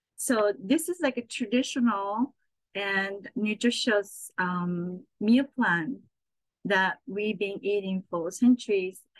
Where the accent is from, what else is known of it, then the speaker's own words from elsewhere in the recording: Saitama, Japan; also born or lived in Tokyo, Japan; now in New York City, United States; I was born in Tokyo and grew up in Saitama, which is right next over.